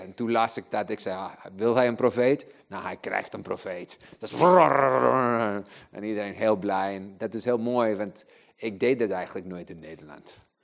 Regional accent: Chile; Dutch is a second language; now in Netherlands; ik ben eigenlijk in Chili geboren. Eh, ik ben een kerel met drie paspoorten, kan drie talen spreken

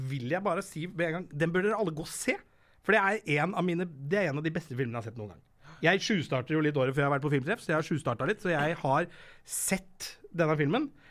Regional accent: Fredrikstad, Østfold, Norway; Jeg er fra Fredrikstad. Vi hører bare på ….

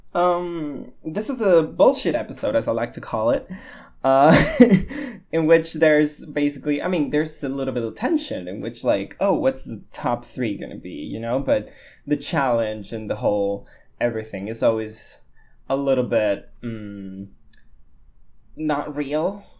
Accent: Spain; I'm a Spanish boy that lives in Barcelona

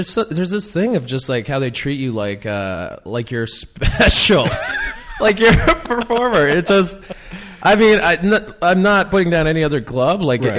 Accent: Pilot Butte, Saskatchewan, Canada; also born or lived in Regina, Saskatchewan; now in Toronto, Canada; I was born in Regina, but I was raised in Pilot Butte

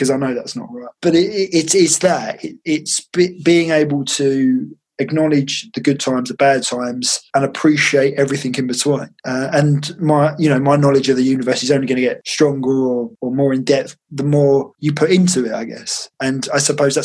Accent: Essex, East of England, United Kingdom; I'm from Essex, so that's all we do.

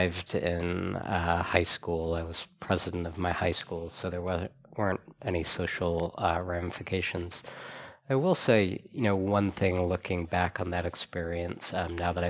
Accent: Valparaiso, Indiana, United States; I grew up in a fairly small town, Valparaiso, Indiana, and had a, I guess, somewhat typical 1980s Midwest upbringing.

